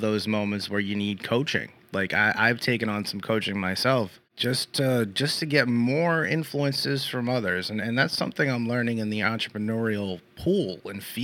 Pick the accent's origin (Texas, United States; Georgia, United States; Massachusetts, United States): Massachusetts, United States; Boston area; moved away; I'm from the Boston area originally, 15 minutes south of Boston, born and bred